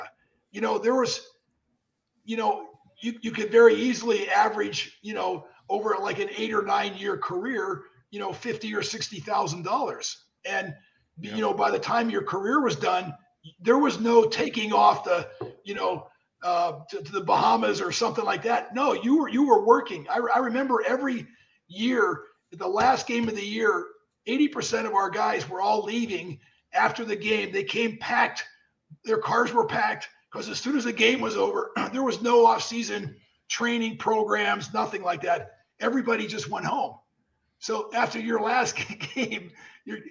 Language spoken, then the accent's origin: English; Pennsylvania, United States; moved away; I was from Pennsylvania and I was a quarterback in high school